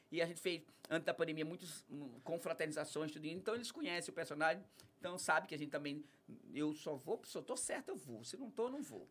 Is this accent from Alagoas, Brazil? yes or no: yes; Penedo, Alagoas, Brazil; born or raised there; also born or lived in Riacho do Pedro / Piaçabuçu